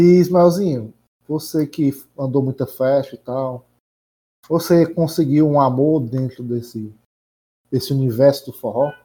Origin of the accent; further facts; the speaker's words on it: Nova Russas, Ceará, Brazil; lá em Nova Russas, onde é, onde eu nasci e fui criado